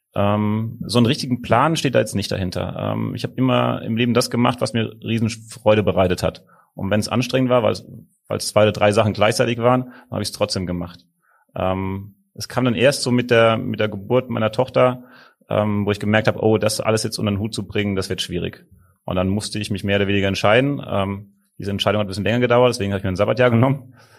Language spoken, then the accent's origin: German; Rhineland-Palatinate, Germany; moved away as an adult; now in Hamburg, Germany; ich bin Pfälzer und wir sind sehr gesellige Leute